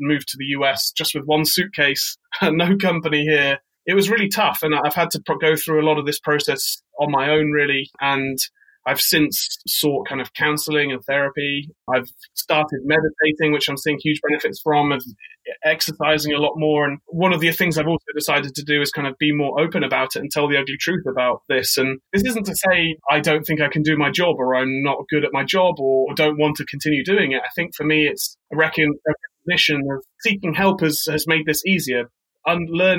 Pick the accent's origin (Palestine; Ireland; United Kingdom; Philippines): United Kingdom; now in New York, United States; I'm British. I now live in New York